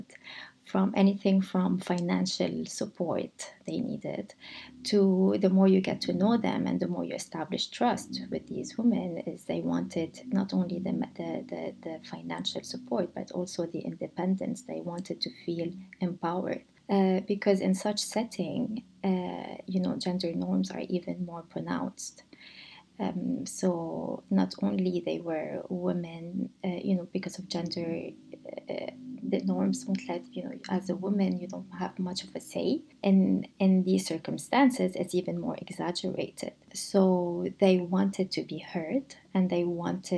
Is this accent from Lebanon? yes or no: yes; Lebanon; moved away; I grew up in Lebanon, I grew up in a country that was torn by war.